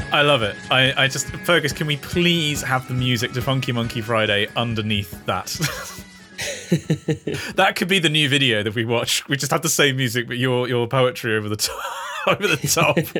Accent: United Kingdom; we're British

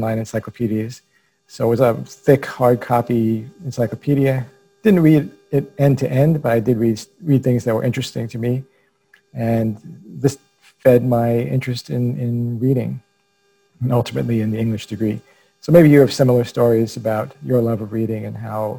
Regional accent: New York City, New York, United States; I was raised by a single mother who was also an only child, and by grandparents who were immigrants. All of us lived in a small apartment in Brooklyn, New York

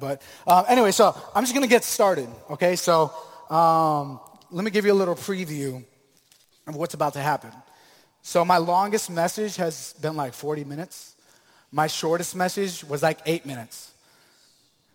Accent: Tampa, Florida, United States; also born or lived in Maryland; I was born in Maryland, but raised here in Tampa, Florida.

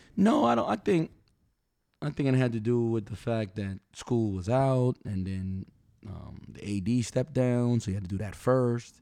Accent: New York City, New York, United States; I'm from New York City, man, where metal detectors were in schools

